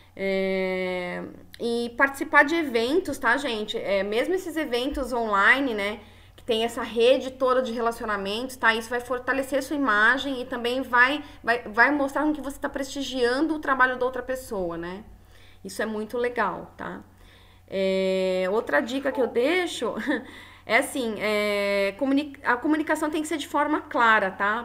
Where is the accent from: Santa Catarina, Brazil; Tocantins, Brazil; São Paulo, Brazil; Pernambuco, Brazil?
São Paulo, Brazil; now in Florianópolis, Brazil; Eu sou uma forasteira, sou de São Paulo, então eu cheguei aqui em Floripa